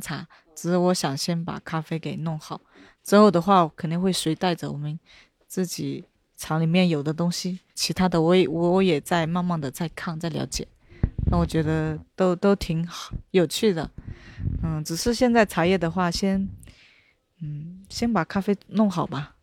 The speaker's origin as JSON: {"language": "Chinese", "area": "Menglian County", "region": "Yunnan", "country": "China", "tie": "born or raised there", "said": "我们的家乡"}